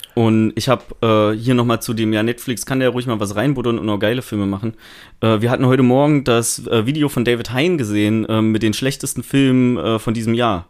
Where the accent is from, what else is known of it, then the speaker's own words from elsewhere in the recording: Thuringia, Germany; ich komme ja aus Thüringen